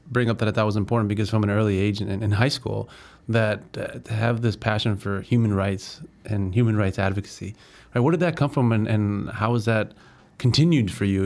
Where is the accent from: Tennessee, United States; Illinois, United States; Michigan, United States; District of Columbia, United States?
Illinois, United States; Chicago; also born or lived in Glenview; Uh, you know, Northside, born and raised in Chicago, but uh, more so high school uh, in Glenview.